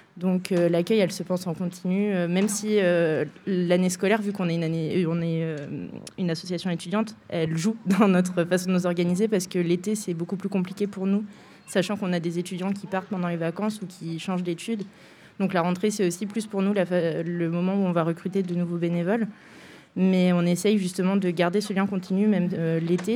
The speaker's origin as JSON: {"language": "French", "country": "France", "said": "en tant que Français"}